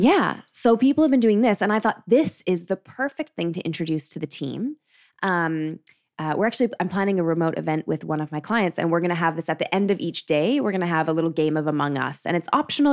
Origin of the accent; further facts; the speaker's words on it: Calgary, Alberta, Canada; Calgary, which is fair. I get that, uh, which is where I'm from